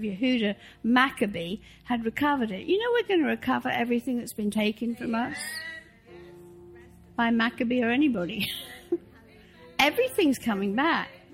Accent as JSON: {"language": "English", "region": "England", "country": "United Kingdom", "tie": "born or raised there", "moved": "yes", "said": "I grew up in the Church of England"}